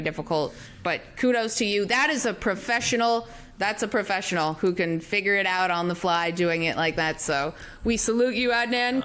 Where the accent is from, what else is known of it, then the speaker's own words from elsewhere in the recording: Canada; we're Canadian